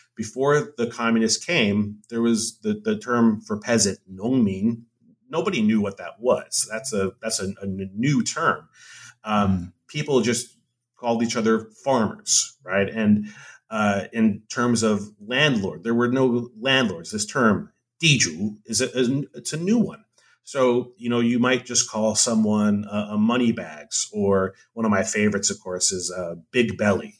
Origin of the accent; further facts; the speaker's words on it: Hawaii, United States; moved away as an adult; I'm from Hawaii.